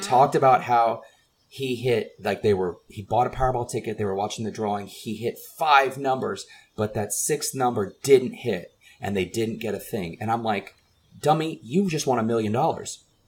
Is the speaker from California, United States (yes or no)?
no; San Antonio, Texas, United States; growing up in San Antonio